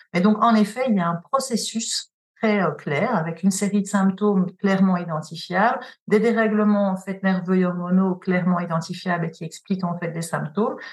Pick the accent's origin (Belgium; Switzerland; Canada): Belgium; also born or lived in Paris; je suis belge, j'ai travaillé là-bas aussi